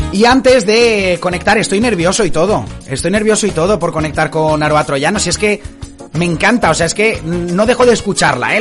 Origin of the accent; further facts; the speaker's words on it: Denia, Valencian Community, Spain; saludos desde Denia. Pues hasta mi tierra